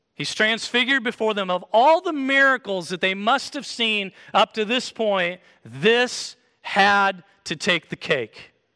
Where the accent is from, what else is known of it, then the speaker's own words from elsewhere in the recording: Kansas, United States; moved away; I came from Kansas, so we wear boots in Kansas